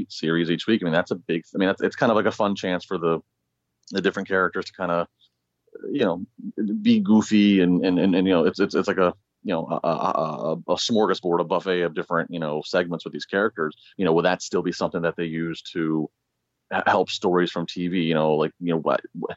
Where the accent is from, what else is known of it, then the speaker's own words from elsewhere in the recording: D.C. area, Maryland, United States; I'm from the Maryland, D.C. area